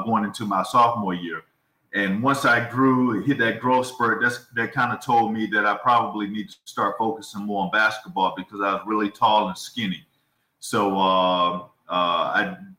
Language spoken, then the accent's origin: English; Columbia, North Carolina, United States; also born or lived in New Jersey; I was born in Jersey, and I had relatives there. So I would spend summers there. Asbury Park in that area on the water and so forth. I would spend summers there growing up. But I basically grew up in Columbia, North Carolina